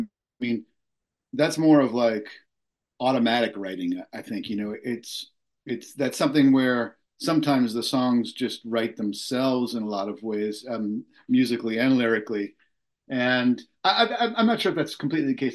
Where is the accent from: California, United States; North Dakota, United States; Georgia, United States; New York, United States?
New York, United States; Long Island; when I was a kid growing up on Long Island